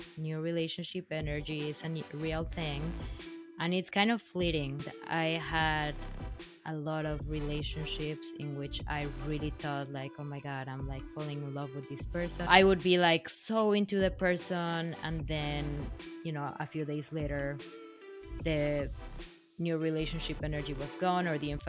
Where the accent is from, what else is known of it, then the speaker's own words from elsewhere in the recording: Mexico; now in New York City, United States; Not really. Well, to backtrack a little bit, I didn't come directly from Mexico. I actually left Mexico